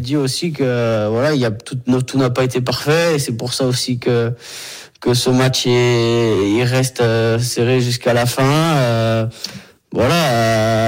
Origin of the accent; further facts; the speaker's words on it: Brittany, France; moved away; chez moi en Bretagne